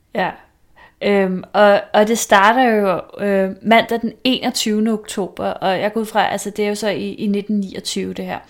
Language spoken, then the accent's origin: Danish; Vestegnen, Capital Region of Denmark, Denmark; nu er jeg jo selvfølgelig fra Vestegnen